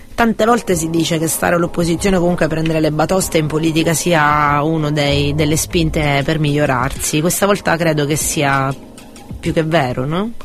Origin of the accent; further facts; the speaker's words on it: Catania, Sicily, Italy; noi siamo di Catania, ma anche in Sicilia